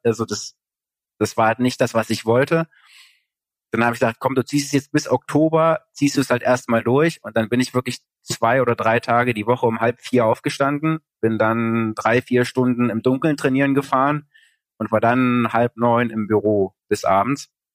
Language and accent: German; East Germany, Germany; ich komme halt aus Ostdeutschland